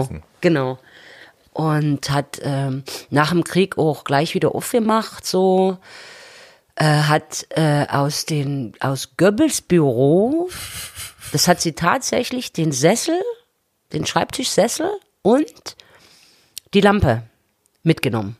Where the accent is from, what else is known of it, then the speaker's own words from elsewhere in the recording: Chemnitz, Saxony, Germany; moved away as an adult; now in Berlin, Germany; hatte sich die Stadt dort, wo ich wohnte, völlig verändert. Mhm äh, ich bin im Viertel groß geworden mit Altbauten